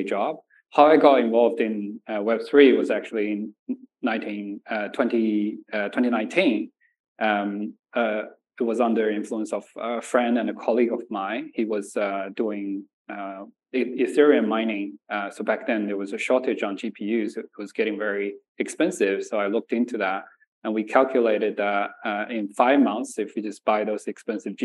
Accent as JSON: {"language": "English", "town": "Nanjing", "region": "Jiangsu", "country": "China", "tie": "born or raised there", "also_born_or_lived": "Shanxi", "moved": "yes", "lives_now": "Australia", "said": "I was born in Shanxi and raised in Nanjing."}